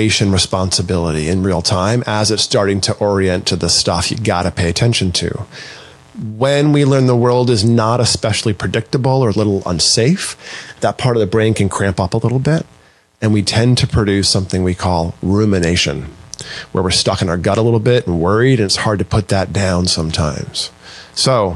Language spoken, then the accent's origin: English; Maine, United States; I grew up in Maine